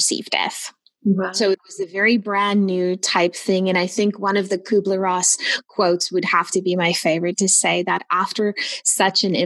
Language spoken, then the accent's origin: English; Pretoria, Gauteng, South Africa; moved away as an adult; also born or lived in Namibia; now in Kitchener, Canada; I was born in South Africa, Pretoria, South Africa. And then when I was 21, we immigrated to Canada